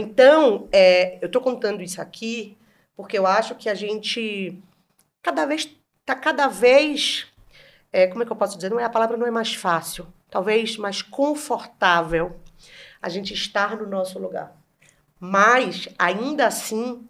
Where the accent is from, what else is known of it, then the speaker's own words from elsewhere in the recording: Bahia, Brazil; moved away; Eu, uma uhum. mulher gorda, nordestina